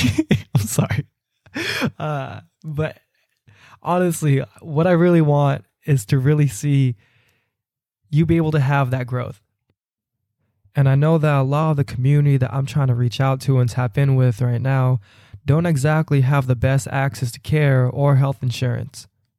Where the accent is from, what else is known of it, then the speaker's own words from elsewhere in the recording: Philippines; Even though they don't identify with me as a Filipino person, I just felt safe in those spaces to really comfortably share who I am